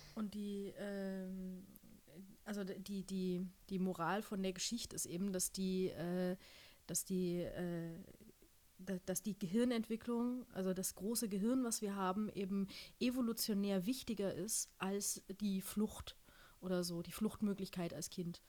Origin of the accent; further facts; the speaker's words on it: Germany; also born or lived in United States; ich bin aus Deutschland, ich arbeite